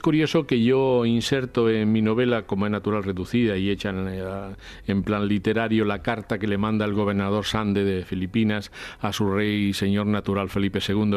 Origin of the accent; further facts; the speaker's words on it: Spain; los españoles tenemos que sentirnos muy orgullosos